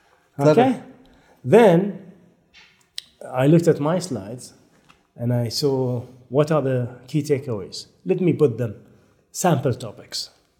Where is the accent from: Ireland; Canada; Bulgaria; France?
France; I said, hi, I'm from France. I said, I'm here for 2 weeks.